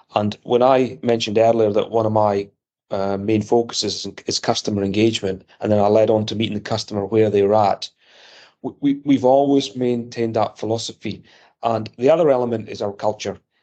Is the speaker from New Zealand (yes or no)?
no; Scotland, United Kingdom; accent: Scottish; moved away as an adult; also born or lived in Edinburgh, Scotland / near London; now in United States; growing up in Scotland in the 70s and 80s